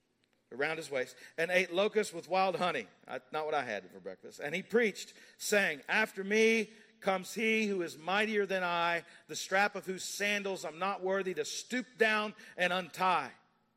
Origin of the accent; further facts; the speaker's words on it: Kentucky, United States; now in Montgomeryville, United States; I'm from Kentucky.